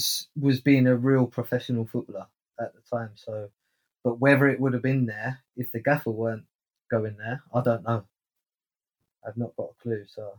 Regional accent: Essex, East of England, United Kingdom; moved away; south of London where I'm from Essex. So I'm going back home for once.

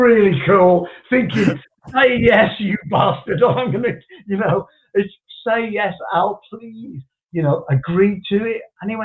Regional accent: West Bromwich, West Midlands, United Kingdom; in my hometown, West Bromwich

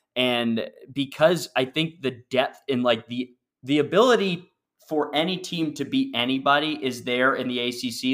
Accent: Northeast, United States; I grew up in the Northeast

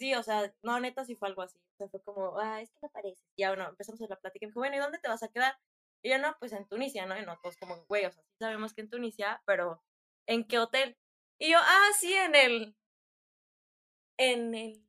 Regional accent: Tula de Allende, Hidalgo, Mexico; now in Querétaro, Mexico; soy de Hidalgo, nací en Tula de Allende, Hidalgo, pero después me mudé a Querétaro

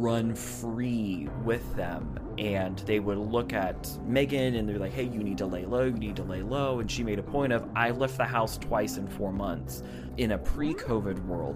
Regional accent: United States; I am an American

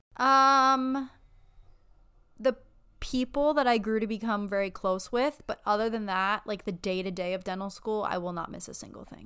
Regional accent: Erie, Pennsylvania, United States; moved away as an adult; also born or lived in Buffalo, New York; now in Florida, United States; I'm from Erie, and then I was in Buffalo for eight years for undergrad and dental school

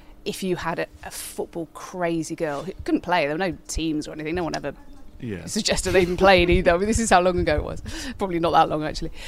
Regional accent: Codsall, West Midlands, United Kingdom; also born or lived in Wolverhampton; So I grew up in Codsall, born in Wolves, grew up in Codsall all my life

